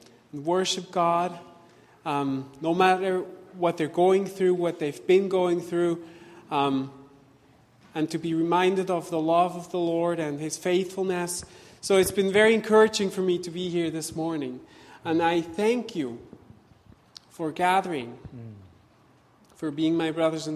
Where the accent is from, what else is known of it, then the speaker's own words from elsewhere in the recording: Switzerland; moved away as an adult; also born or lived in Vancouver, Canada; we left Vancouver to go back to my home country, to Switzerland